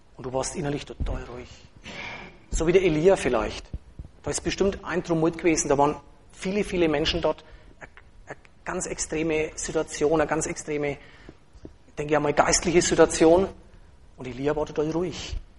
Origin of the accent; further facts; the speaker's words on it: Franconia, Germany; als Franke Moslem